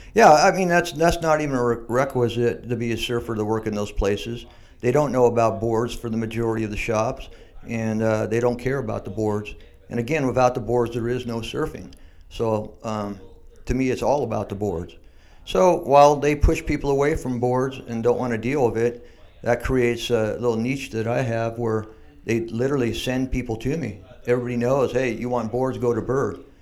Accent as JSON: {"language": "English", "town": "San Diego", "region": "California", "country": "United States", "tie": "born or raised there", "said": "I grew up in Mission Hills"}